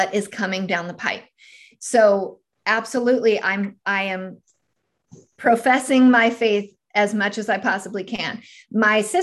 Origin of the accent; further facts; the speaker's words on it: California, United States; moved away as an adult; now in Tennessee, United States; I'm actually originally from California